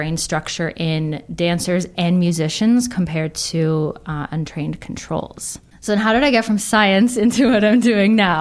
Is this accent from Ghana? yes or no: no; Toronto, Ontario, Canada; So I'm originally from Toronto, so I stayed there for my undergrad